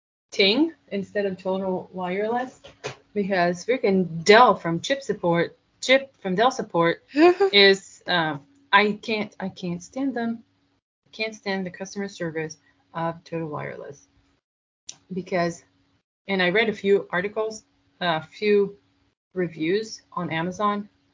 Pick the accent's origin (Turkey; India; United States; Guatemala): India; accent: Indian; English is a second language; because that's my Indian accent